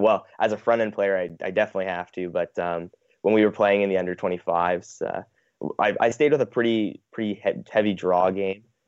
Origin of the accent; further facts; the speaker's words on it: Manitoba, Canada; growing up in Manitoba